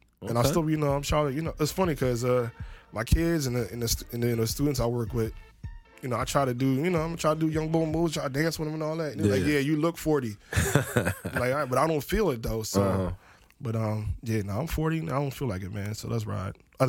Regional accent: Camden, New Jersey, United States; now in Philadelphia, United States; I grew up in Camden, so... Grew up in Camden and then came to Philly.

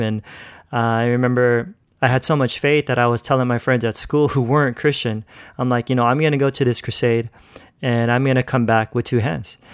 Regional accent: California, United States; moved away as an adult; now in Philippines; I grew up in California pretty much my whole life. So, yeah, that's where I was born and raised

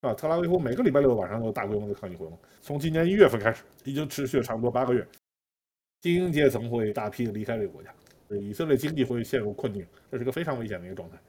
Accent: China; now in Israel; 我们中国人

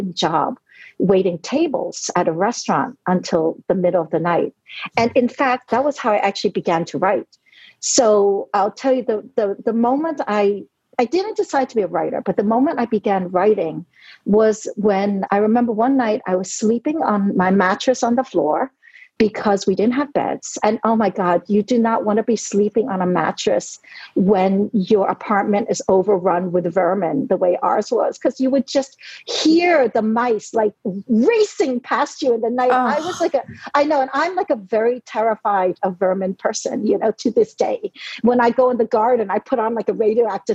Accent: New York City, New York, United States; English is a second language; moved away as an adult; also born or lived in Hong Kong / Brooklyn; now in Netherlands; I was born in Hong Kong. I grew up in New York City

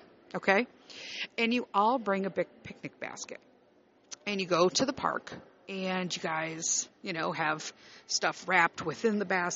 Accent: Chicago, Illinois, United States; moved away as an adult; I grew up born and raised in Chicago

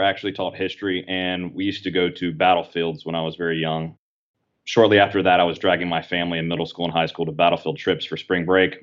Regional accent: Apex, North Carolina, United States; my hometown of Apex

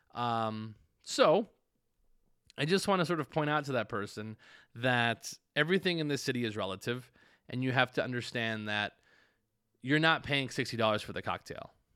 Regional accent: Tucson, Arizona, United States; now in Las Vegas, United States; there are parts of Tucson that I don't frequent 'cause I grew up there

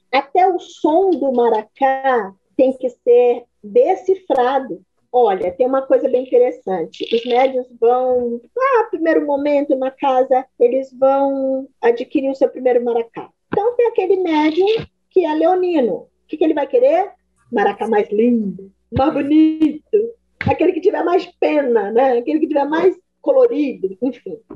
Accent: Minas Gerais, Brazil; also born or lived in Amazonas; você observa por que, que eu saí de Minas e fui para o Amazonas, né?

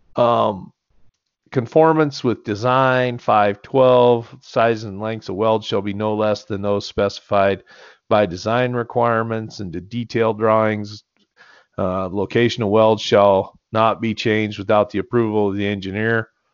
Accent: United States; I grew up there

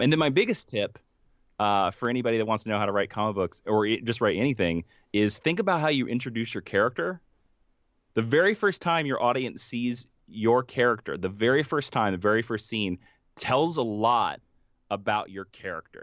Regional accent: Stark, Kansas, United States; moved away; the actual town that, you know, I'm from, which is Stark, Kansas, has a population of seventy-three people

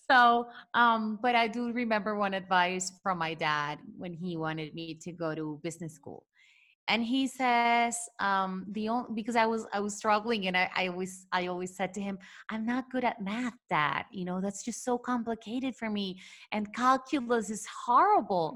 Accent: Venezuela; moved away; growing up in Venezuela

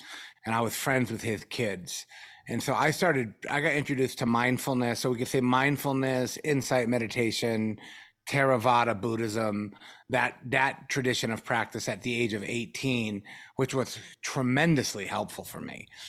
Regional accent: Norfolk, Virginia, United States; born there; Well, I was born in 1974 in Norfolk, Virginia.

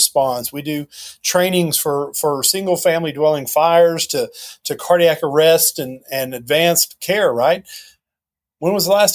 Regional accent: near Knoxville, Tennessee, United States; born or raised there

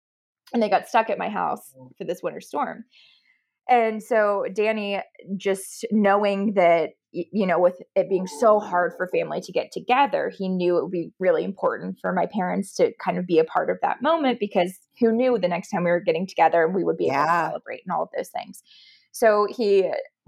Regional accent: Ohio, United States; moved away as an adult; now in Dallas, United States; I am actually from Ohio. My parents are still there, but my sister is 2 years older. She moved out to Dallas and I followed quickly behind when I graduated

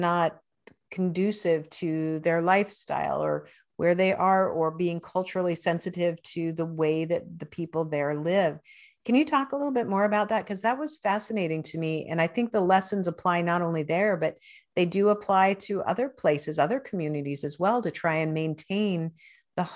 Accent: Spokane, Washington, United States; There's actually a road in my hometown, Spokane, Washington

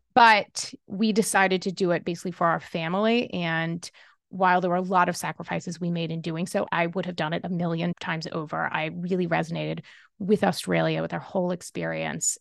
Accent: Kentucky, United States; I grew up in Kentucky

